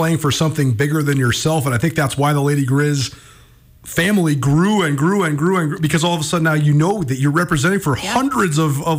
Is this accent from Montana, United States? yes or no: yes; Missoula, Montana, United States; Growing up in Missoula, when I was a little kid